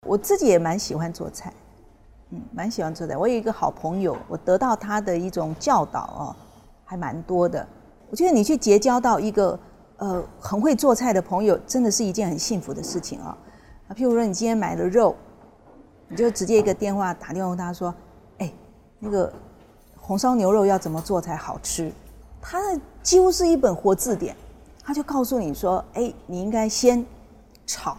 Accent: Taiwan; 我们台湾那边是这样

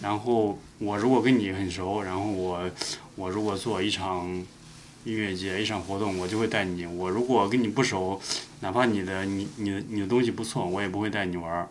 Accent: Linyi, Shandong, China; moved away; 我的老家山东临沂

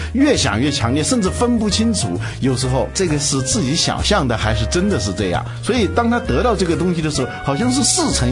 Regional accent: China; 我们中国人

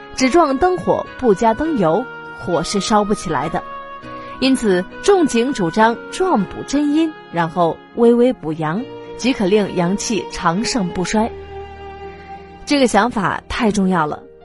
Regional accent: China; 我们中国人独有的文化理念、精神特质

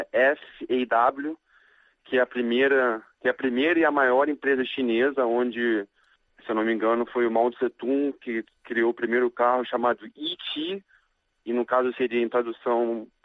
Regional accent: Rio de Janeiro, Brazil; now in Changchun, China; E eu sou do Rio, mas 10 anos já moro fora do Brasil.

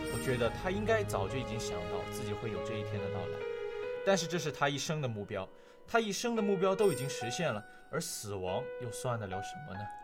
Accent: China; 我们是中国人

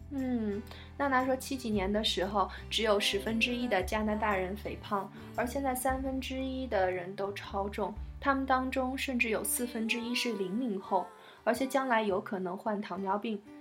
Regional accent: China; 我们中国人

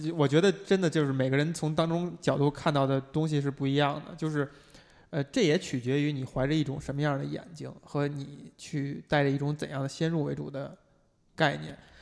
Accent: China; 我们中国人

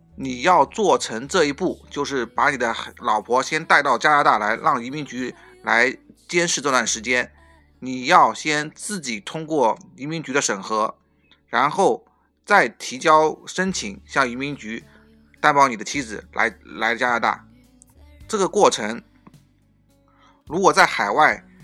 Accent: China; now in Canada; 我们中国人

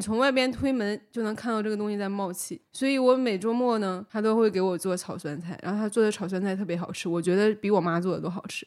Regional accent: Northeast China, China; 虽然我是东北人

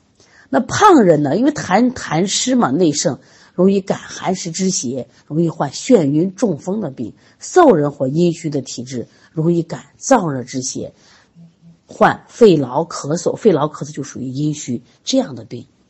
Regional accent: Shaanxi, China; 像我们就是陕西的，就这个临颍，它就会出现这种大脖子病。

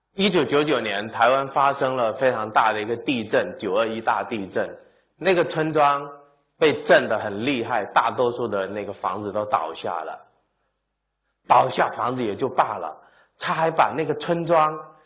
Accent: Hainan, China; moved away; 我也来自农村

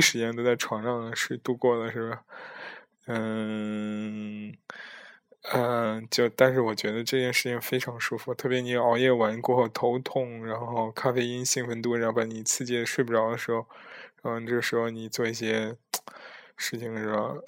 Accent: China; now in Netherlands; 我在国外和国内的这种区别

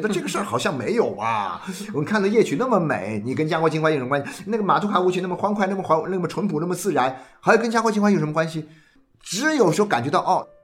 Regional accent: China; 你就会发现我们中国人的家庭里面

